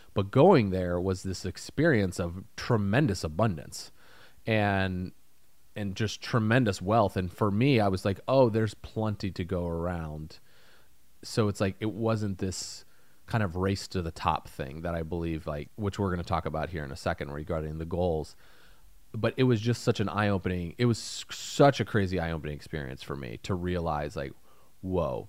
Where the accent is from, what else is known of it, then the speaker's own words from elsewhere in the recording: Indiana, United States; moved away; I come from Indiana